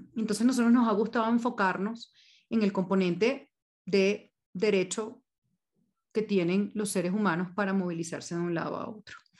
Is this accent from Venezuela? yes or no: yes; Venezuela; moved away as an adult; now in Colombia; yo soy venezolana, tengo 14 años ya en, Colombia